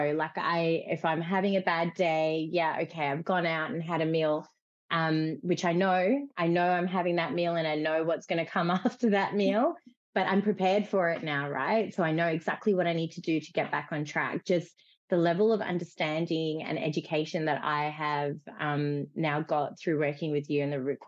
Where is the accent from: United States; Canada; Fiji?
Fiji; moved away; I grew up in Fiji